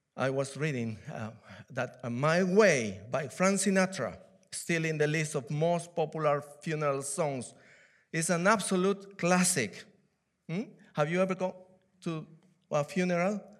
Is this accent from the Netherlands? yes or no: no; Peru; English is a second language; now in United Kingdom; I'm from Peru. I was born in Peru, in South America